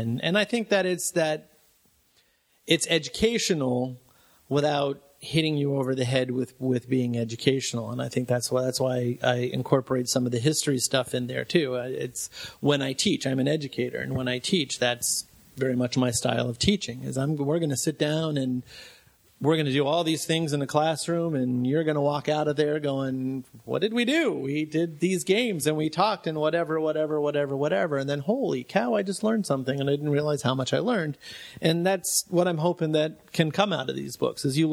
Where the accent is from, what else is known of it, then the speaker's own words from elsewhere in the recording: Florida, United States; I'm from Florida